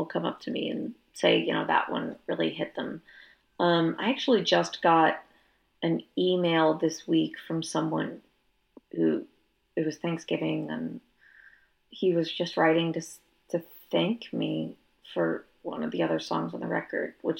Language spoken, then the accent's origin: English; Northern Virginia, United States; also born or lived in Georgia; now in Austin, United States; I grew up in Northern Virginia, which as a kid I thought was the North